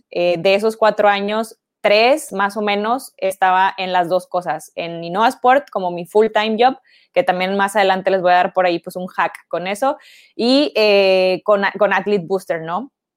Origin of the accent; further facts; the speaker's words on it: Ciudad Victoria, Tamaulipas, Mexico; moved away as an adult; now in Monterrey, Mexico; Me vine para acá porque yo soy de Ciudad Victoria, entonces este, me vine para, para estudiar acá en Monterrey